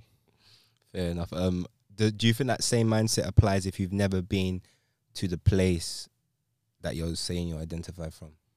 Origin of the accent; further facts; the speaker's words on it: London, United Kingdom; I'm from England, London